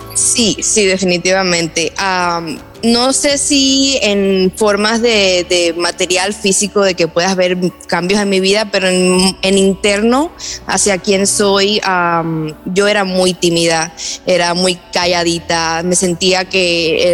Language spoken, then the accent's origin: Spanish; Cuba; born or raised there; moved away